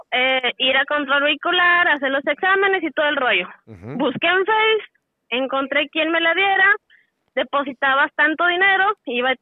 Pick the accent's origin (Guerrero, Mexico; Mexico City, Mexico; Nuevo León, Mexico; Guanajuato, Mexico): Nuevo León, Mexico; Monterrey; soy de aquí de Monterrey, tengo 31 años.